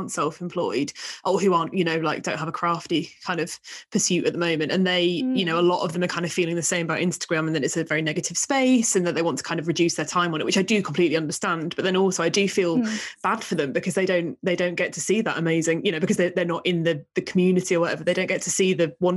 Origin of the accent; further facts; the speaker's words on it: Hull, Yorkshire and the Humber, United Kingdom; accent: Hull; I'm also from Hull, and so Soeuf in a Hull accent would be said as surf